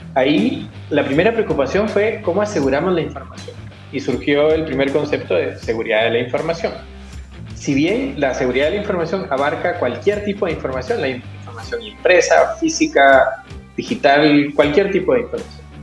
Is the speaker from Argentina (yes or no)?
no; Guatemala; moved away as an adult; now in Chile; primero yo soy guatemalteco de nacimiento, eh, chileno de corazón. Hace 19 años que estoy acá.